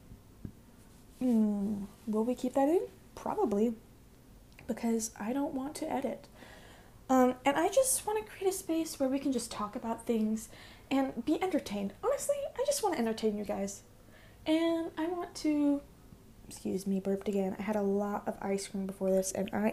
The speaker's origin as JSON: {"language": "English", "town": "Boise", "region": "Idaho", "country": "United States", "said": "I am from Boise, Idaho, super exciting, super exotic, yeah, we have all four seasons"}